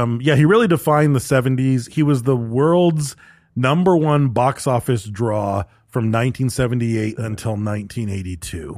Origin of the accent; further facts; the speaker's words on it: Michigan, United States; growing up in Michigan